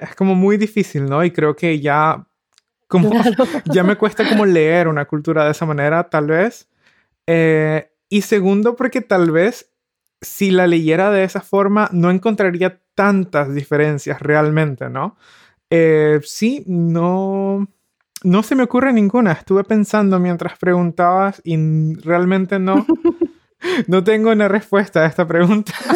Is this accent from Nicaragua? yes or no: yes; Nicaragua; moved away as an adult; also born or lived in Mexico; now in Berlin, Germany; yo soy de Nicaragua y crecí y viví gran parte de mi vida en Nicaragua. Ahora vivo en Berlín